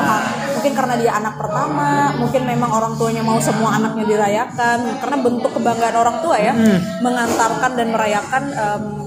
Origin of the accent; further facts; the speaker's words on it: Kalimantan, Indonesia; kami orang Kalimantan